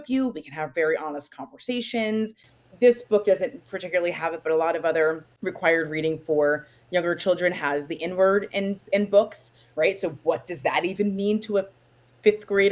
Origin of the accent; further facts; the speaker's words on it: New Jersey, United States; I'm from New Jersey.